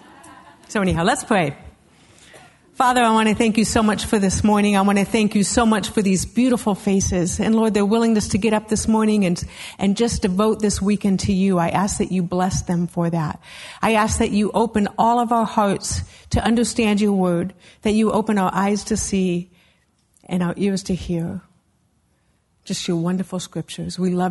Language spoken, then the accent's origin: English; Castle Rock, Colorado, United States; I am from Castle Rock, Colorado, and my husband's the pastor of the Calvary in Castle Rock.